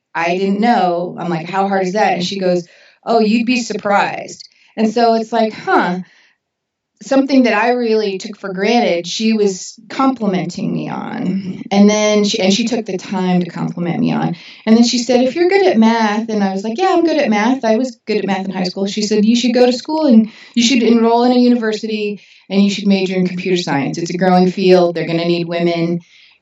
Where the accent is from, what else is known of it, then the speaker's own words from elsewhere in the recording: Orange County, Southern California, United States; I come from Southern California long before, you know, in Orange County specifically, long before it was the OC